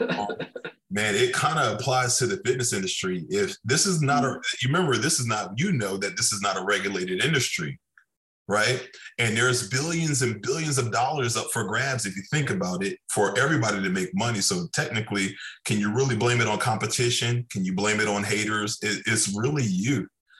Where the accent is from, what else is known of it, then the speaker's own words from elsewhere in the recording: Okinawa, Japan; moved away; I grew up in Okinawa, Japan.